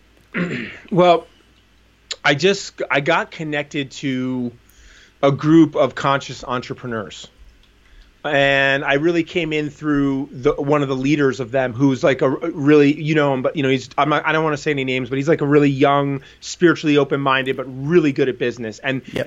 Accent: New Jersey, United States; I grew up in New Jersey

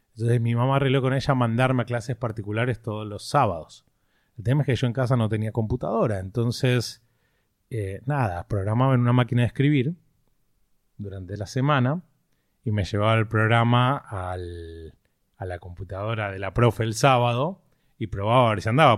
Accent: Greater Buenos Aires west zone, Buenos Aires Province, Argentina; moved away as an adult; now in Miami, United States; Nací en Capital, pero vivíamos en Morón, a los tres años nos mudamos a, a Burlingame, así que zona oeste de toda la vida

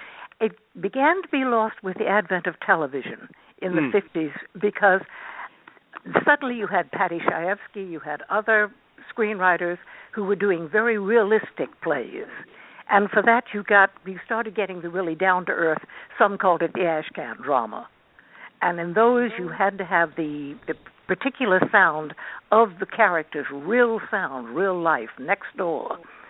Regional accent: Virginia, United States; accent: Virginian, Southern; I'm from Virginia, and I had a definite Virginian accent, a Southern accent.

